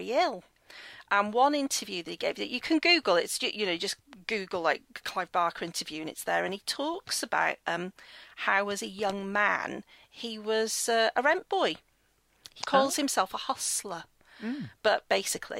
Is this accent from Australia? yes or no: no; United Kingdom; also born or lived in United States; I was the only British person there